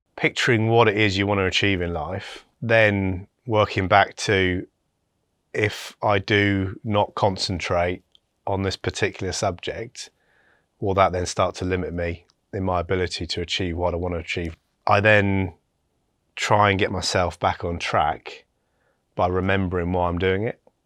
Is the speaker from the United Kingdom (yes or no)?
yes; West Sussex, South East England, United Kingdom; also born or lived in Bristol; I was born in Bristol, um, then moved to, um, a part, a small village in West Sussex